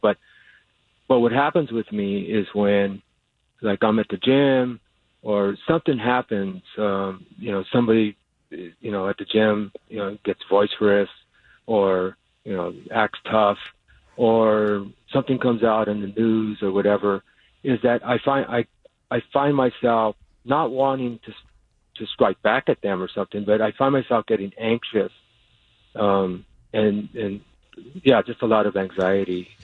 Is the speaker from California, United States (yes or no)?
yes; Los Angeles, California, United States; I was raised in East